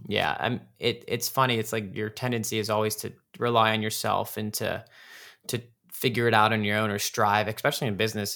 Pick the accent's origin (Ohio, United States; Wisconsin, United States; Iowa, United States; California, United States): Ohio, United States; Cleveland; growing up in the Cleveland, Ohio area. That's where I'm from.